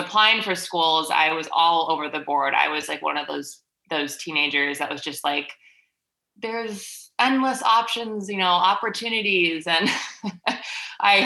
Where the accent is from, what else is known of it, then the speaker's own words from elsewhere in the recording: Milwaukee, Wisconsin, United States; I am from Milwaukee, Wisconsin, Midwest